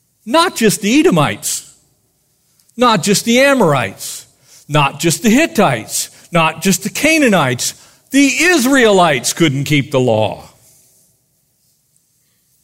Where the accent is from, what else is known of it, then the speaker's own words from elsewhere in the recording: United States; I'm American